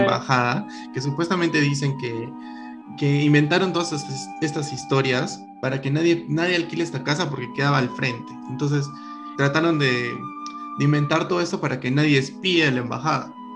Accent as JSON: {"language": "Spanish", "region": "Lima", "country": "Peru", "moved": "yes", "lives_now": "Arequipa, Peru", "said": "Mi mamá es limeña, bueno, yo también soy limeño, pero vivo acá mucho tiempo"}